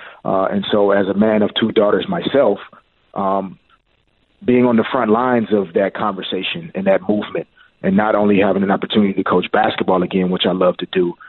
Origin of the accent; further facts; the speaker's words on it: Little Rock, Arkansas, United States; I grew up on great college basketball. I'm from Little Rock, Arkansas, so college basketball was really big for me.